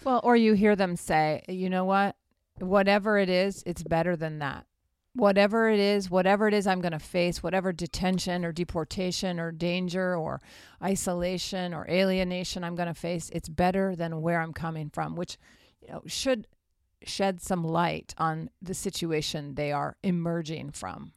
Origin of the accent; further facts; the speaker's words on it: New Mexico, United States; My home state